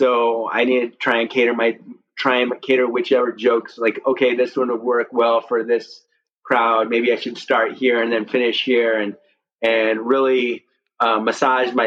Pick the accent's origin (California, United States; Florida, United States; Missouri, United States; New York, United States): Missouri, United States; St. Louis; I'm from St. Louis, Missouri